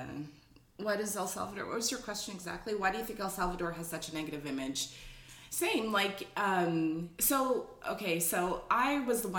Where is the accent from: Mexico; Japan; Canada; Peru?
Canada; Toronto, Ontario; I'm from Scarborough, where like my parents still live in Scarborough